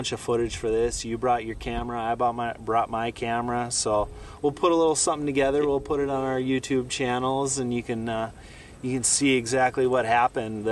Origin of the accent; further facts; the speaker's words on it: Minnesota, United States; now in North Dakota, United States; growing up in Minnesota, I spent a bunch of time hunting whitetails. But yeah, now moving to North Dakota